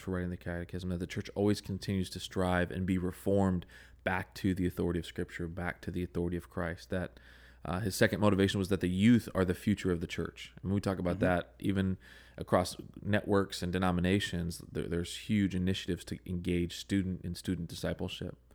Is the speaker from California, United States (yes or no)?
yes; Southern California, United States; I grew up in Southern California